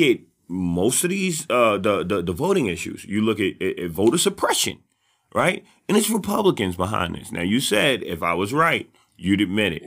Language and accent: English; New York City, New York, United States; also born or lived in Harlem; I'm from the South Bronx